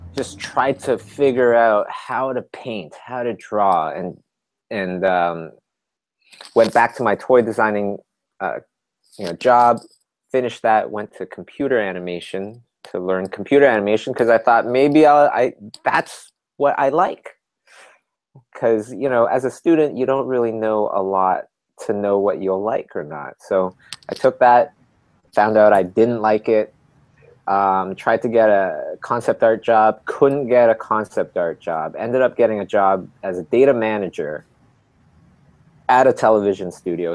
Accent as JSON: {"language": "English", "country": "Canada", "said": "we're from Canada"}